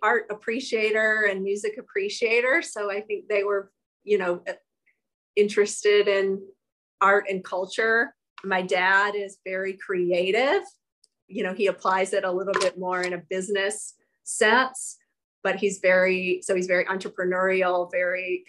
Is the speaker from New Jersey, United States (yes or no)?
no; South Georgia, United States; moved away as an adult; also born or lived in Durham, North Carolina; I grew up in South Georgia